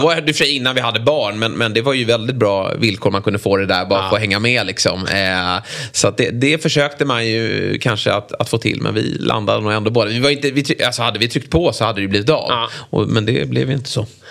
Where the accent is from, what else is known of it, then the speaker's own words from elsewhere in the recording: Lidingö, Stockholm County, Sweden; jag var med i Lidinges eh, där jag är uppvuxen